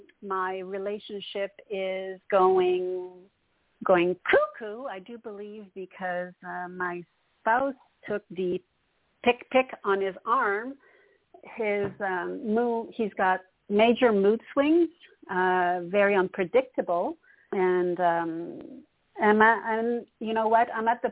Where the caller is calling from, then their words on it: Montreal, Quebec, Canada; from Montreal, Canada.